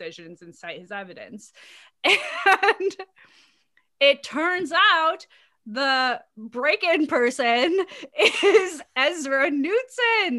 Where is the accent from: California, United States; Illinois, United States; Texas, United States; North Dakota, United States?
Texas, United States; Dallas; I grew up in West Dallas